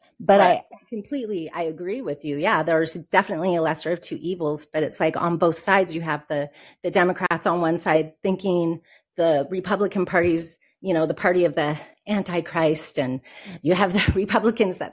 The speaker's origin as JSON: {"language": "English", "region": "Oregon", "country": "United States", "said": "I'm from Oregon too"}